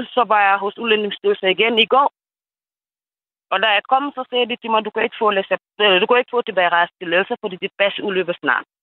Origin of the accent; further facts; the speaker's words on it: Senegal; Danish is a second language; moved away as an adult; now in Denmark; Jeg er fra Senegal. Ja. Og jeg har boet i landet i 20 år.